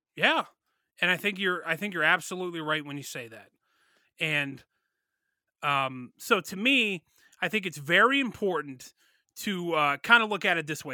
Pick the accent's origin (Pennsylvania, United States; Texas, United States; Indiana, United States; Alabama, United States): Pennsylvania, United States; Pittsburgh; Me and Shane grew up in Pittsburgh. We grew up near Pittsburgh.